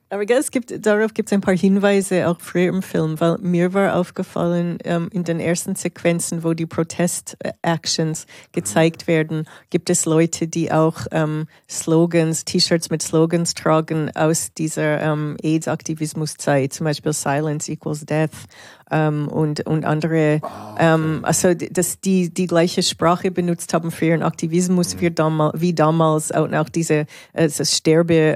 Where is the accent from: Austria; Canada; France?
Canada; now in Switzerland; als in der Schweiz lebende Kanadierin